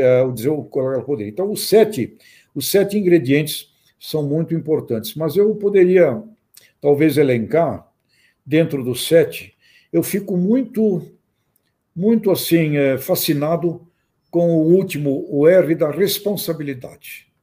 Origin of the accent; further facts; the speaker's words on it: Santos, São Paulo, Brazil; eu nasci em Santos, só fui andar pelo campo já depois de, de um tempo, é, com, meu, com 23 anos de idade